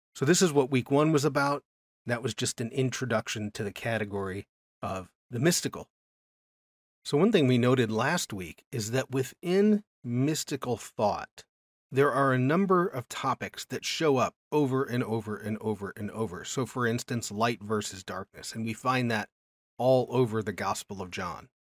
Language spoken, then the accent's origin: English; United States; I grew up in America